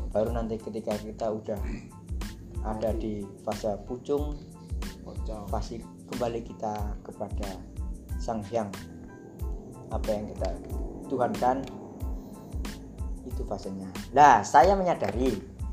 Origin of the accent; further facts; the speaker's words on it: Java, Indonesia; born there; karena aku lahir di Jawa aku pakai literasi narasi-narasi dari sana